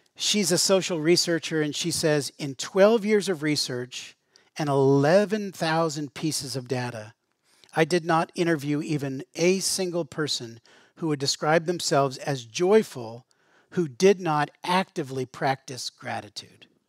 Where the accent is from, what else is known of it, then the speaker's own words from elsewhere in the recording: Western Pennsylvania, United States; growing up in Western Pennsylvania